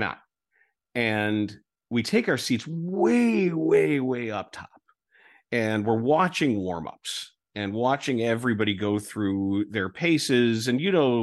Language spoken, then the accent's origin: English; Chicago, Illinois, United States; I'm from Chicago